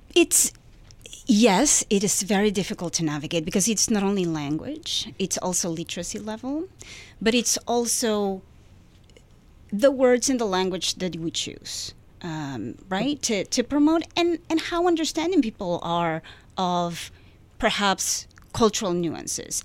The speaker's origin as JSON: {"language": "English", "country": "Peru", "second_language": "English", "moved": "yes", "lives_now": "United States", "said": "I come from Peru"}